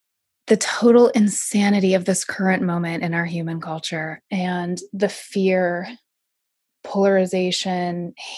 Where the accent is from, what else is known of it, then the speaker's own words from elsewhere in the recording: South Lake Tahoe, California, United States; also born or lived in Yuba River; I grew up in South Lake Tahoe